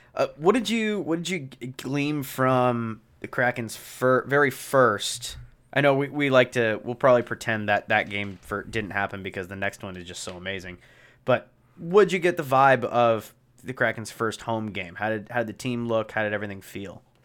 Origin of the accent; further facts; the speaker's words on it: Pacific Northwest, United States; growing up in the Pacific Northwest